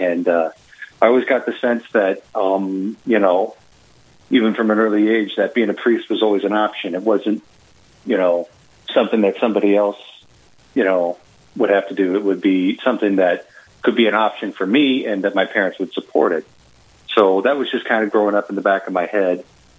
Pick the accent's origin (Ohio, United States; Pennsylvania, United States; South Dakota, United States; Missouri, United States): South Dakota, United States; Rapid City; born there; also born or lived in Ellsworth Air Force Base; So both of my parents were in the Air Force. So I was born in Rapid City, South Dakota. We were at Ellsworth Air Force Base then.